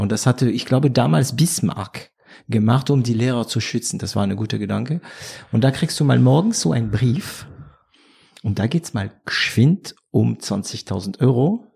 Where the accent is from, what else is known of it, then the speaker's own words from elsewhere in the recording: France; German is a second language; also born or lived in Swabia; now in Germany; da bin ich äh, Franzose geblieben.